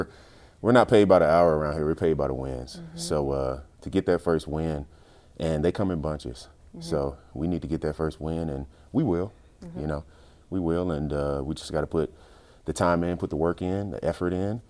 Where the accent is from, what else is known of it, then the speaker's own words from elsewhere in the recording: Chicago, Illinois, United States; Oh, well, I mean, I came from Chicago, so Chicago was known for defense.